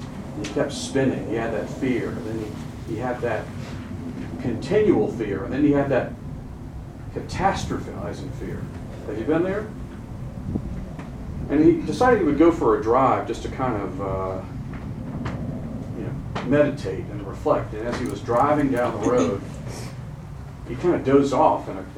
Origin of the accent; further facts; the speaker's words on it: Charlotte, North Carolina, United States; I'm from Charlotte, North Carolina